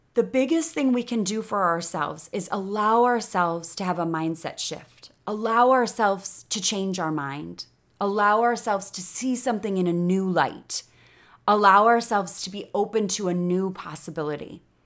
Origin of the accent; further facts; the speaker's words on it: Chicago, Illinois, United States; accent: Chicago; moved away as an adult; now in Austin, United States; I was raised in Chicago